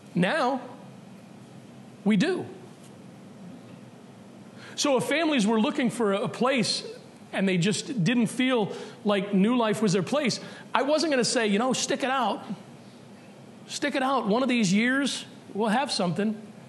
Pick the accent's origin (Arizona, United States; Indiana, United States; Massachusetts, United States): Massachusetts, United States; but maybe because we're from Massachusetts, we need to be told again.